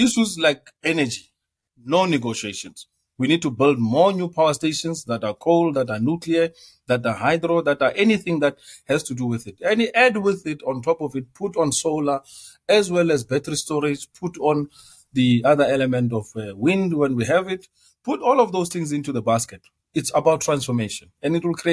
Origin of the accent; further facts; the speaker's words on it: South Africa; as South Africans